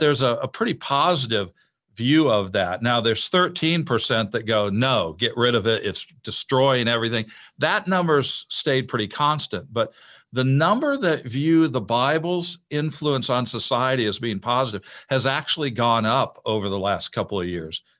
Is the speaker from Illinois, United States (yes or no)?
yes; Illinois, United States; moved away as an adult; I grew up in Illinois